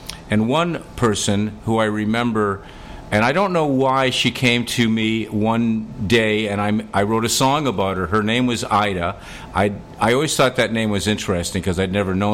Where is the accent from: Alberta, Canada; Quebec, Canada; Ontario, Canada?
Alberta, Canada; moved away; I'm originally from Canada, Alberta, Canada, which is Western Canada, and I'm from originally a town of 400 people.